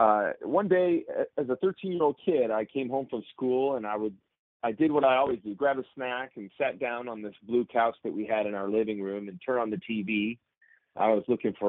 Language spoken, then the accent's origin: English; Chicago suburbs, Illinois, United States; I was a preacher's kid growing up in the Chicago suburbs